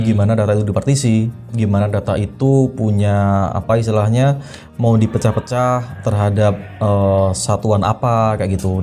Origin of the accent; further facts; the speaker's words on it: Malang, East Java, Indonesia; also born or lived in Blitar; Malang itu uh, eh, hometown saya, mm -hmm. saya lahir di Malang